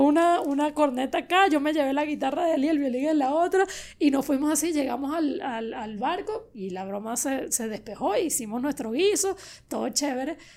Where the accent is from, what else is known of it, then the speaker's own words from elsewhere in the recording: Venezuela; moved away as an adult; now in Miami, United States; mi pueblo de Latillo, que es donde crecí